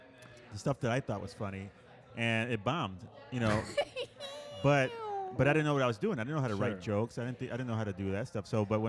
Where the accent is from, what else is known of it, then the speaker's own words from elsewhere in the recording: Puerto Rico; Well, I grew up in Puerto Rico.